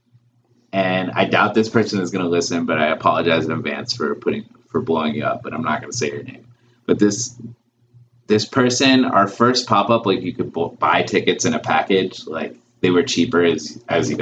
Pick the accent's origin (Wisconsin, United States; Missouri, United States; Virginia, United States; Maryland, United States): Maryland, United States; Baltimore; I'm from here. I'm like not from the Philippines